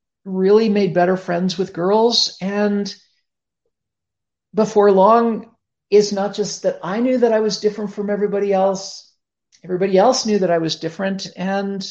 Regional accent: Toronto, Ontario, Canada; I grew up in Toronto, Canada

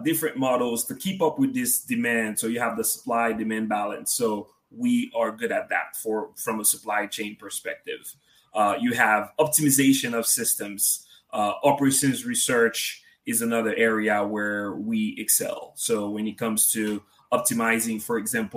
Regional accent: Haiti; moved away; being from a country in the Caribbean, Haiti, to be more precise.

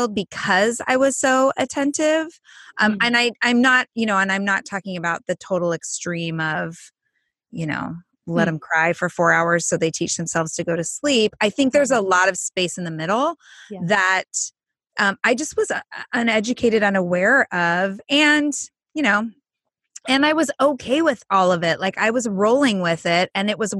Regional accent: Southern California, United States; I grew up in Southern California

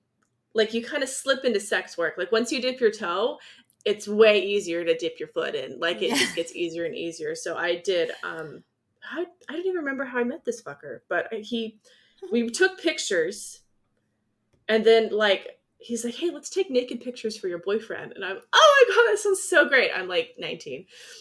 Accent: California, United States; also born or lived in Iowa; I'm from Southern California.

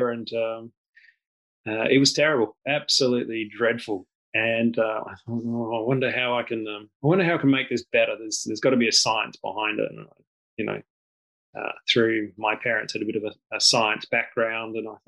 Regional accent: Western Australia, Australia; moved away as an adult; also born or lived in Papua New Guinea; I was actually born in Papua New Guinea. And then we headed to Australia after that. I've lived in Australia for most of my life

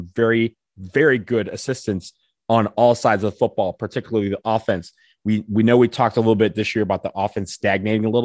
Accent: Ypsilanti, Michigan, United States; I grew up in Michigan. I grew up literally directly across the street from Eastern Michigan

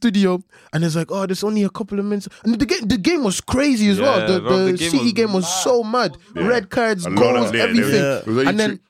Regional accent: Nigeria; I'm a Nigerian.

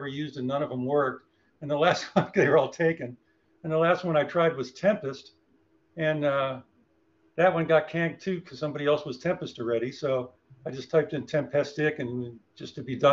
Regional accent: Florida, United States; moved away; I grew up in Florida, so that I love that place.

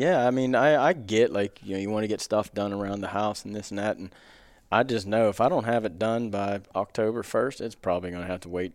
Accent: near Frostburg, Maryland, United States; pretty cool place to grow up. I grew up hunting three states, Maryland, West Virginia, and Pennsylvania

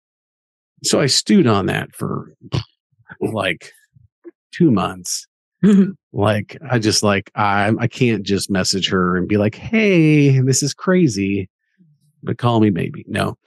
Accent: Kansas, United States; I'm from Kansas, so we're big K-State fans

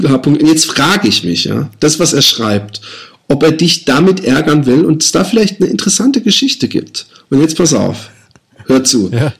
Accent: Busenbach, Baden-Württemberg, Germany; Busenbach, wo ich aufgewachsen bin

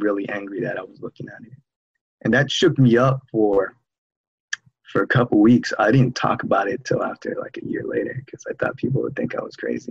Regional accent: San Jose, California, United States; I'm from San Jose, California.

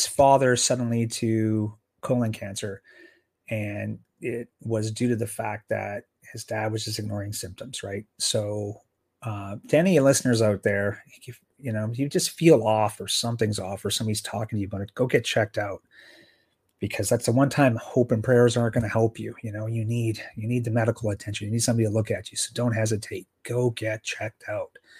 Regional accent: Sault Ste. Marie, Ontario, Canada; growing up in Sault Ste. Marie, we had the Hounds.

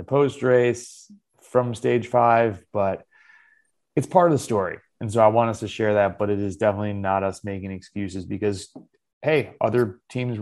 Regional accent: United States; Being an American cyclist

